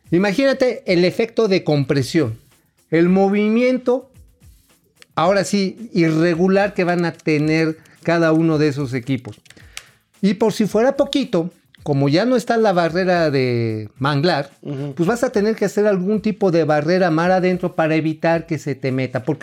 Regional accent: Tula, Hidalgo, Mexico; Pues sí, ahí de donde yo soy, allá de Tula

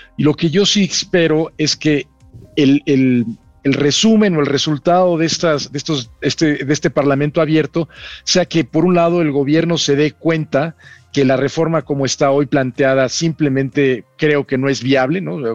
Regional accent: Mexico; Somos embajadores de México

